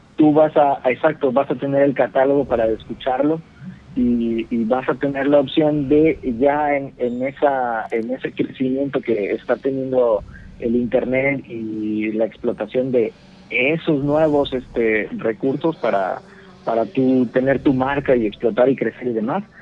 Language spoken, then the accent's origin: Spanish; Mexico; now in Cancún, Mexico; nací en Martínez, pero vivía, vivíamos los primeros, los primeros 12 años vivimos en un pueblo muy cercano a Martínez